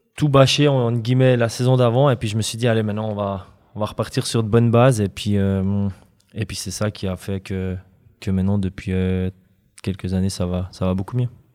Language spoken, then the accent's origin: French; Fribourg, Switzerland; en tant que Fribourgeois